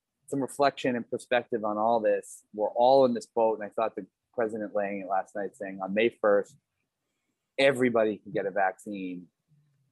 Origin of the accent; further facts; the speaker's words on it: United States; as an American